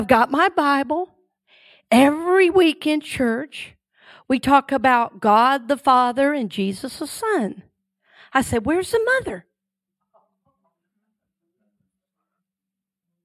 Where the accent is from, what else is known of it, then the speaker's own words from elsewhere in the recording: Red Oak, Georgia, United States; growing up in Red Oak, Georgia